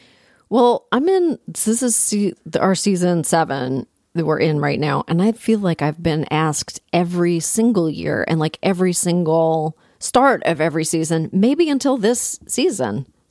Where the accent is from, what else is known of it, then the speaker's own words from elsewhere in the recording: Toronto, Ontario, Canada; also born or lived in Ottawa; I'm from Toronto